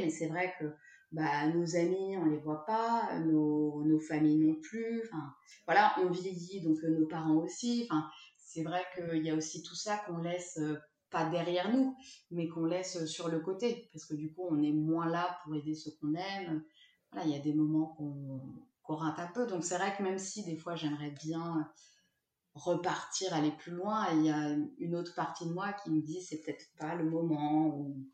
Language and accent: French; Lyon, Auvergne-Rhône-Alpes, France; moved away as an adult; also born or lived in Toulouse; je viens de Lyon